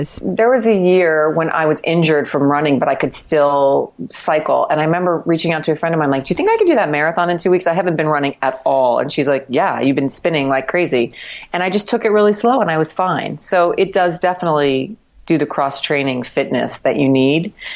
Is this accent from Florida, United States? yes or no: yes; Miami, Florida, United States; now in New York City, United States; when I grew up in Miami